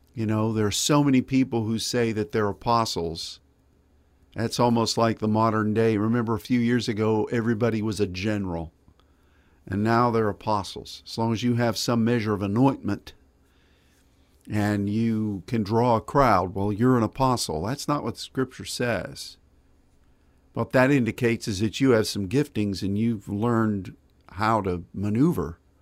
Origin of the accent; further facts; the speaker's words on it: United States; as an American and as a Christian